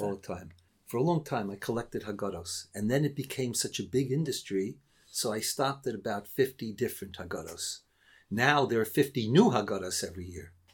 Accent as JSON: {"language": "English", "country": "United States", "tie": "born or raised there", "moved": "yes", "said": "When I grew up in America, so my father, unfortunately for him, and perhaps unfortunately for me, was a rabbi"}